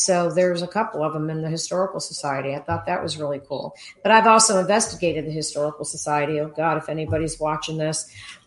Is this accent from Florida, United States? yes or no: yes; Miami, Florida, United States; also born or lived in Rome, New York; I was raised in Miami. So I came to Florida at 4 years old